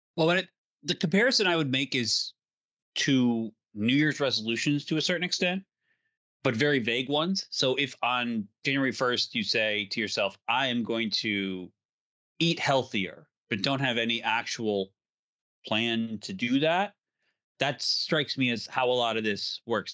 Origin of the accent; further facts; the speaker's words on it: Illinois, United States; Illinois, let's say, because it's my home state